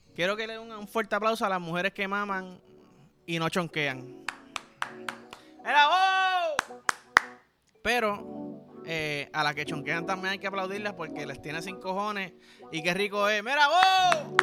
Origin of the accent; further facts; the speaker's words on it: Puerto Rico; como somos aquí los boricuas